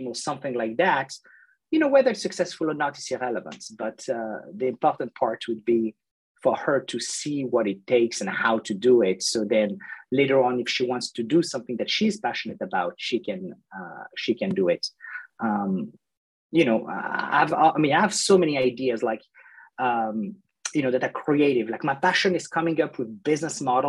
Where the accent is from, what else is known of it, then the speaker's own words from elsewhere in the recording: France; moved away; I grew up in France, in 1982